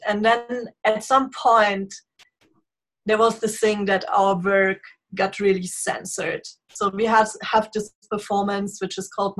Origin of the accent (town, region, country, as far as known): Bavaria, Germany; born or raised there; English is a second language